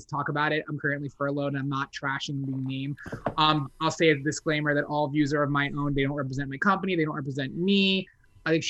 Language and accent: English; New Jersey, United States; now in Orlando, United States; I'm originally from New Jersey, but I now live in Orlando, Florida